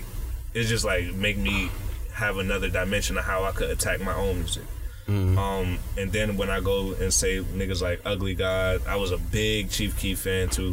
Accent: Buffalo, New York, United States; I was born in Central Park

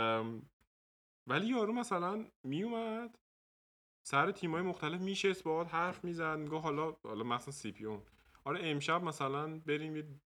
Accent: Tehran, Tehran Province, Iran; moved away as an adult; also born or lived in Dortmund, Germany; now in Germany; تو تهران بزرگ شدم

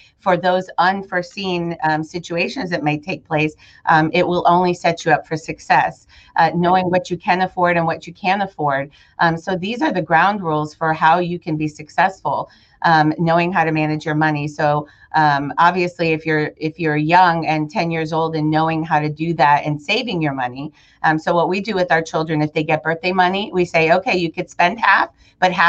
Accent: Hollywood, Florida, United States; also born or lived in Chicago, Illinois; When I moved to Florida with my parents, I was born in Chicago and we moved to Florida in 1981. And I was in fifth grade at the time and I went to Hollywood Central Elementary in Hollywood

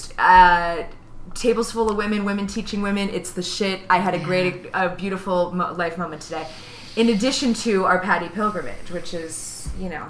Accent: Chicago, Illinois, United States; I'm from Chicago

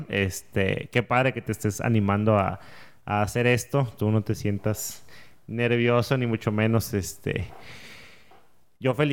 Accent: Saltillo, Coahuila, Mexico; born there; now in Monterrey, Mexico; em, yo nací en Saltillo. Em, hace 30 años, tengo 30 años, ya tengo acá en Monterrey como 13 años más o menos, antes de vivir, antes viví en otras ciudades y demás.

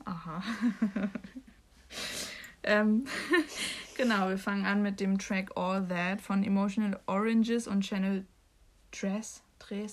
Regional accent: Bremen, Germany; durch die Straßen meines Viertels äh, gelaufen bin, ich die ähm, in einem bekannten Café, also der Lilie bei uns in Findorf, also in Bremen

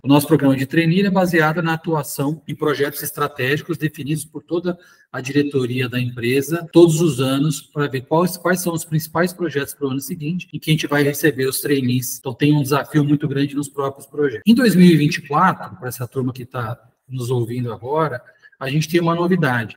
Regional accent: São José do Rio Preto, São Paulo, Brazil; eu sou nascido aqui em São José do Rio Preto, morei muito tempo em São Paulo

